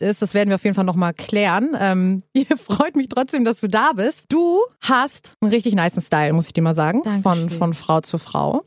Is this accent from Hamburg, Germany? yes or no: yes; Hamburg, Germany; now in Berlin, Germany; ich komme aus Hamburg